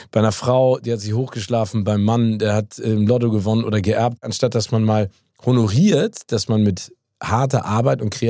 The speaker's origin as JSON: {"language": "German", "country": "United States", "tie": "born or raised there", "moved": "yes", "said": "Ich bin ja in Amerika geboren und habe da auch ganz viel Zeit verbracht"}